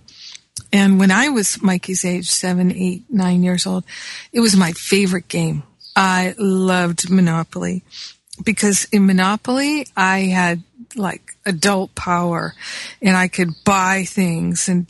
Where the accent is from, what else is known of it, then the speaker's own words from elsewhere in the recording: Rhode Island, United States; moved away; also born or lived in Michigan / Manhattan, New York; I grew up in Rhode Island as well as Michigan.